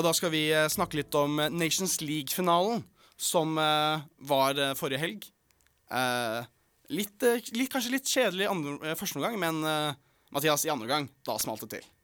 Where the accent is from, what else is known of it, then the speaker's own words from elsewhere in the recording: Oslo, Norway; en fra Oslo